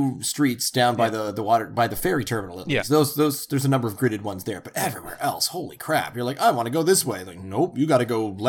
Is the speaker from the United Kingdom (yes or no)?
no; Halifax, Nova Scotia, Canada; I grew up just outside of Halifax.